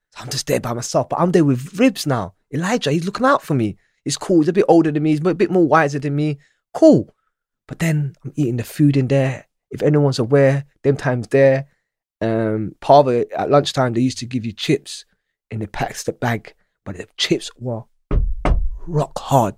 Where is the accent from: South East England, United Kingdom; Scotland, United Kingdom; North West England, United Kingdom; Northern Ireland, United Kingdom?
North West England, United Kingdom; Manchester; moved away; also born or lived in Djibouti / Somalia / Ealing, London; I was in nursery and I was in Manchester. I was at Webster Primary School